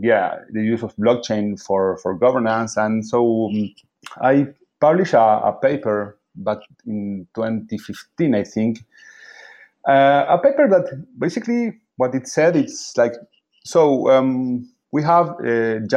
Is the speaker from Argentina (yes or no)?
yes; Buenos Aires, Argentina; I was born in Buenos Aires, Argentina.